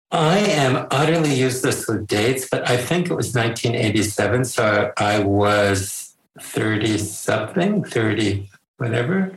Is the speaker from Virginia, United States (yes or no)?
no; Connecticut, United States; I was from Connecticut